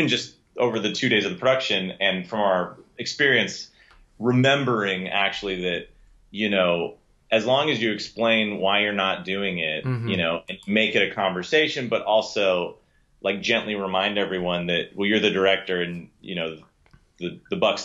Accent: Southern California, United States; born and raised in Southern California

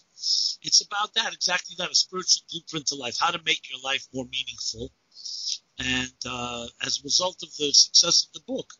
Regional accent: New York City, New York, United States; I'm born and bred in Brooklyn, New York

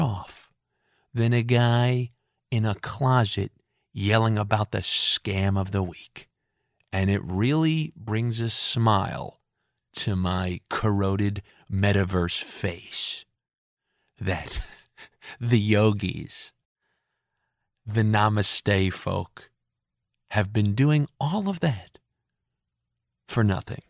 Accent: New York, United States; Growing up in New York

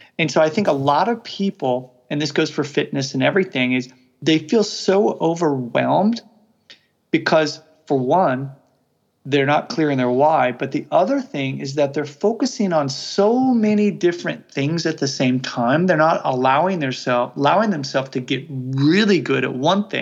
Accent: Midwest of the United States, United States; first language English; I'm from the Midwest of the United States

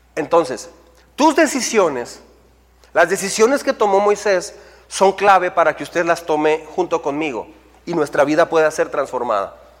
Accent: Mexico

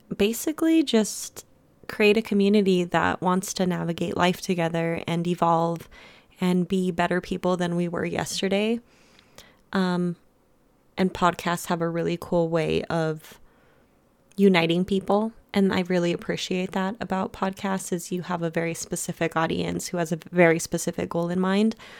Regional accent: United States; also born or lived in Germany; I was born in Germany, and then I was brought to America when I was one.

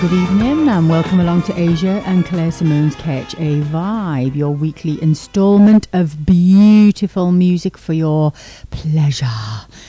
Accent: Wales, United Kingdom; How very British of me, even though I'm Welsh. Well, Welsh is still British, but I'm still fiercely Welsh, of course.

